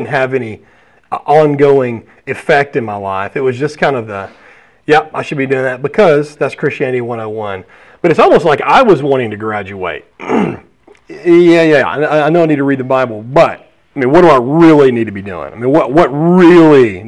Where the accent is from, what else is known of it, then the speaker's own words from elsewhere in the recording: Alabama, United States; I'm from Alabama